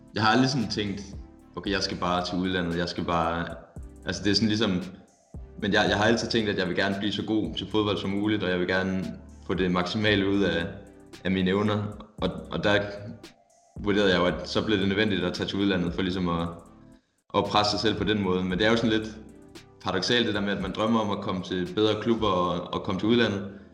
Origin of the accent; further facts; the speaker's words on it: Silkeborg, Central Denmark Region, Denmark; moved away; jeg kommer fra Silkeborg, hvor, hvor jeg har været i, jeg ved ikke, jeg ved ikke, hvor lang tid, men i hvert fald ti år